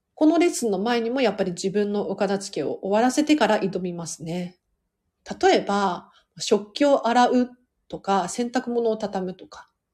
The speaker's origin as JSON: {"language": "Japanese", "region": "Tokyo", "country": "Japan", "tie": "born or raised there", "said": "都内から都内なんで"}